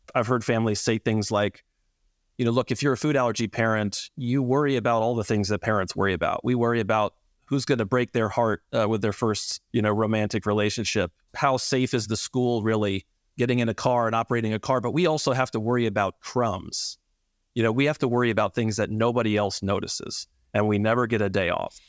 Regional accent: Atlanta, Georgia, United States; moved away as an adult; also born or lived in North Carolina; I grew up in Atlanta and am from here

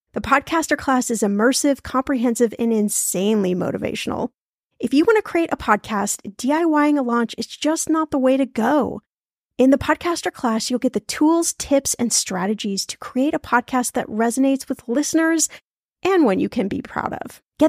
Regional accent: Indianapolis, Indiana, United States; So in today's episode, we're going to my hometown of Indianapolis, Indiana

